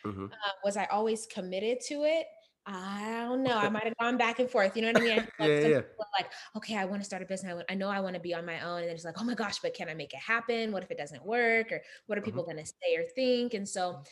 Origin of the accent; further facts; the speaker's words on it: Las Vegas, Nevada, United States; also born or lived in Uganda; I was born in Uganda but raised in Las Vegas